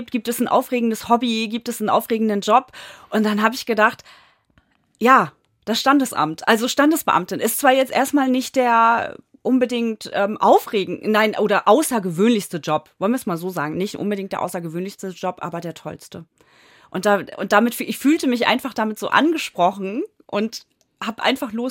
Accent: Jesteburg, Lower Saxony, Germany; also born or lived in Hamburg; aber ja. dann äh, relativ schnell sind meine Eltern aufs Land gezogen und ich bin in Jesteburg groß geworden, ja. Dann für die Ausbildung bin ich tatsächlich nochmal nach Hamburg gezogen.

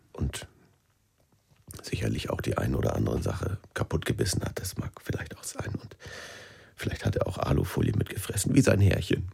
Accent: Schleswig-Holstein, Germany; Ich bin in Schleswig-Holstein groß geworden.

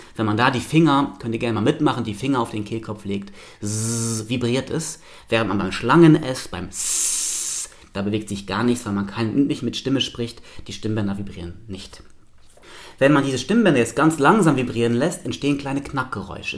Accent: Luxembourg; moved away as an adult; now in Hannover, Germany; Ich bin komplett in Luxemburg aufgewachsen

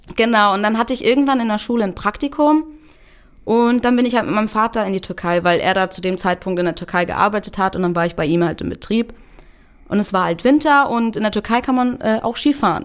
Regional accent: Germany; ich komme aus Deutschland, trage einen kurdischen Namen

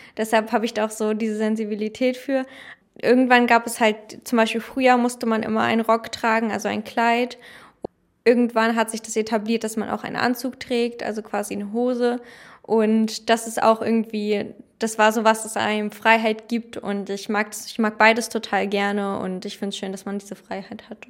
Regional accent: Germany; als Deutsche

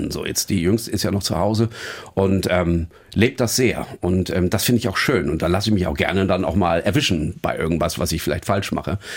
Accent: Northern Germany, Germany; Und als Norddeutscher kriegt man es ja auch oft genug von oben

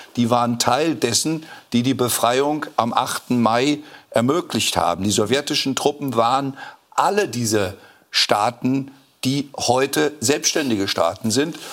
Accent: West Germany, Germany; now in Thuringia, Germany; jetzt bin ich auch Westdeutscher

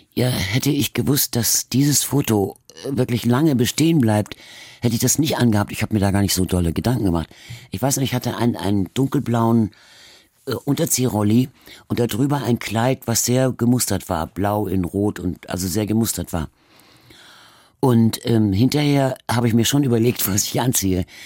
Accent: Hamburg, Germany; accent: Hamburger A; also born or lived in Berlin; weder Berlinerisch, in, wo ich geboren bin, noch Hamburgisch, als wir dann jetzt hier waren. Also in dem irgendwie mit Akzent gesprochen wurde, sondern es wurde immer Hochdeutsch geredet.

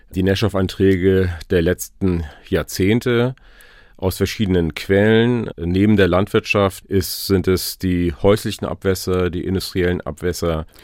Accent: Glücksburg, Schleswig-Holstein, Germany; ich bin an der Ostsee geboren. Mein, äh, meine Sandkiste war der Strand in Glücksburg tatsächlich. Äh, meine Mutter ist äh, gefühlt jeden Morgen mit mir zum Strand gelaufen in Glücksburg und ähm, da bin ich groß geworden

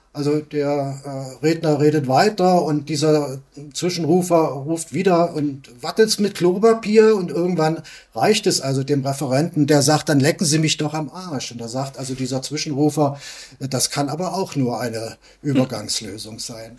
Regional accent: East Germany, Germany; wir Ostdeutschen

